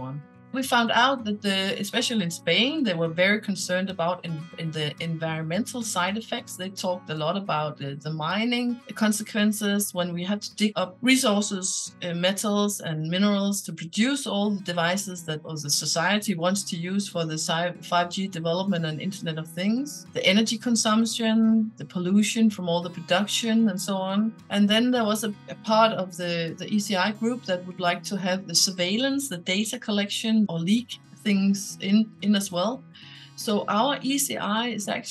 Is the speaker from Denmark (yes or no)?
yes; Denmark; I'm from Denmark.